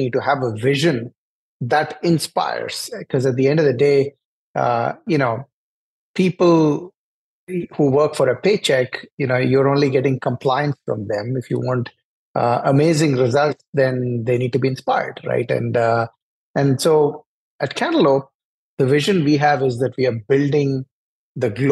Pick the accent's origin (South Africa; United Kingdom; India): India; New Delhi, Delhi; moved away as an adult; now in Atlanta, United States; I grew up in New Delhi in India, and all of my education is from there